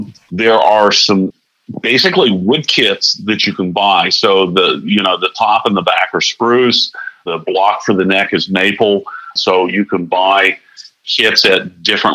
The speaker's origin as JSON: {"language": "English", "region": "Florida", "country": "United States", "tie": "born or raised there", "moved": "yes", "lives_now": "Wilmington, United States", "said": "I grew up in Florida."}